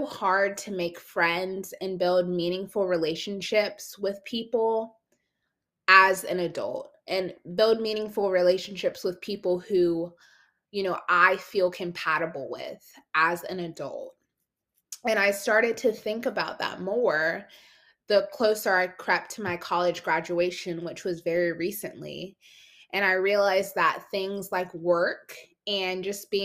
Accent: South Carolina, United States; I'm from South Carolina

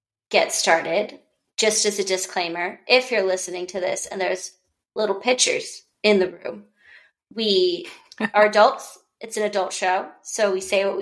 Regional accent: United States; I'm American

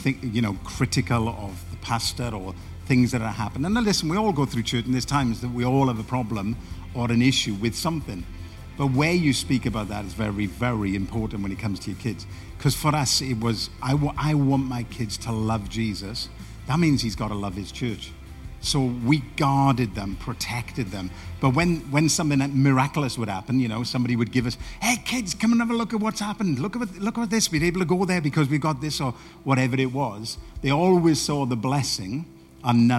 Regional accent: Welsh, Wales, United Kingdom; moved away; also born or lived in Barnsley / Doncaster; I'm a Welshman

